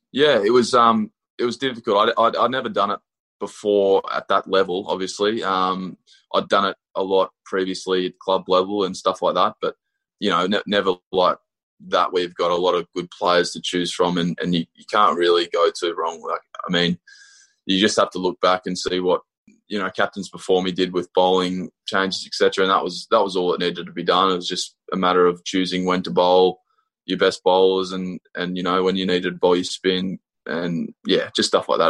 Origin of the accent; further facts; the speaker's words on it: Australia; growing up in Australia